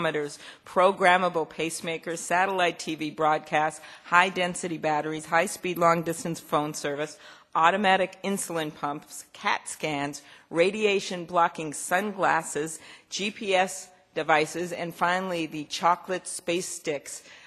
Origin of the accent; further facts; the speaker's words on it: Minnesota, United States; I come from Minnesota